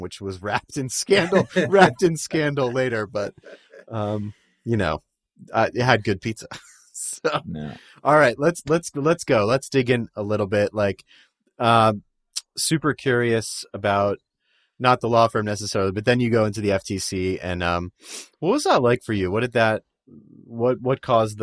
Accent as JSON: {"language": "English", "town": "Baltimore", "region": "Maryland", "country": "United States", "tie": "born or raised there", "said": "I grew up in Baltimore"}